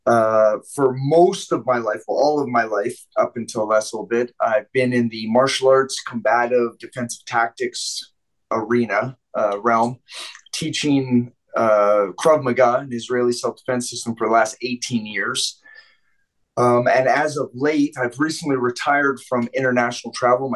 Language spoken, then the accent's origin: English; Vancouver, British Columbia, Canada; moved away; I grew up in Vancouver